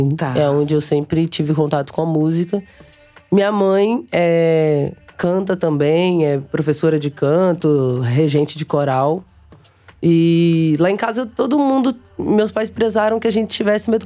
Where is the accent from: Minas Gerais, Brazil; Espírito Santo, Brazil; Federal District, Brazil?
Minas Gerais, Brazil; born there; also born or lived in Aracaju; Mas eu fui grande para Aracaju. É, meus pa... Eu nasci em Minas, mas meus pais, eles viveram durante minha vida inteira fazendo missões.